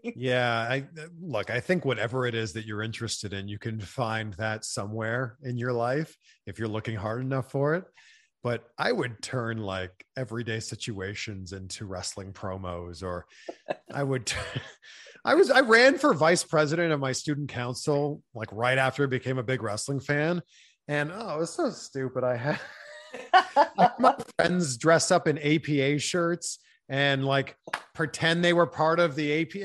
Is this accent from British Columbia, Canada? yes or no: no; Pickering, Ontario, Canada; my hometown of Pickering, Ontario